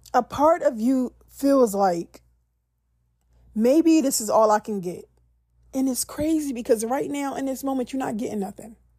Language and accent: English; Philadelphia, Pennsylvania, United States; I'm from Philly